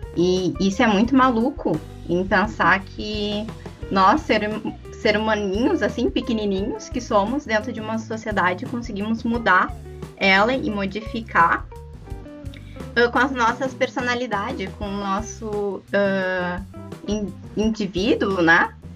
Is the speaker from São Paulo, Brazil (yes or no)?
no; Porto Alegre, Rio Grande do Sul, Brazil; sou de Porto Alegre